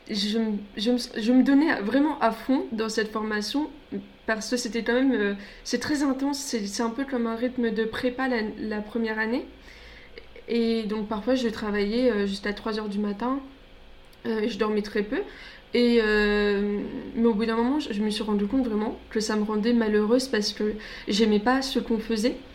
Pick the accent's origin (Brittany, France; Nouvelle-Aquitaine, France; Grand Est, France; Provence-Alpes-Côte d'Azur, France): Grand Est, France; alors je viens du Grand Est, donc pour ceux qui se rendent pas compte, en fait, c'est carrément l'opposé. Moi, je viens du nord-est et là, c'est le sud-ouest.